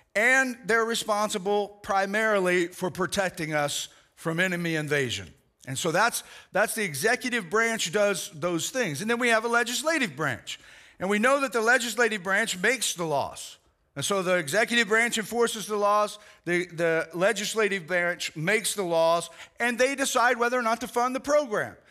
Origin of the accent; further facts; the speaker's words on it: United States; I'm proud to be an American